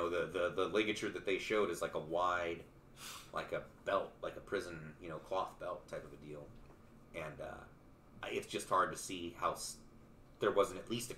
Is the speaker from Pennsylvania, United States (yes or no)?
no; Albuquerque, New Mexico, United States; moved away; Albuquerque worked out just because that's my hometown.